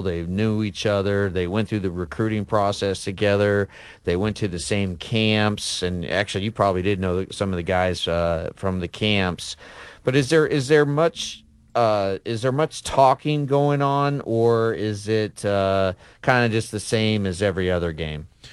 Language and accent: English; Midwest, United States; now in Alabama, United States; growing up in the Midwest